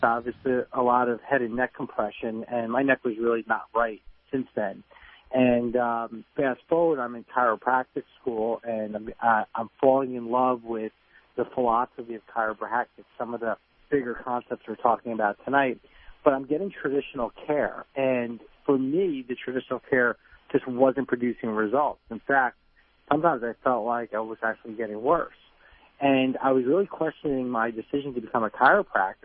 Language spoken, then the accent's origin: English; New Jersey, United States; I'm from New Jersey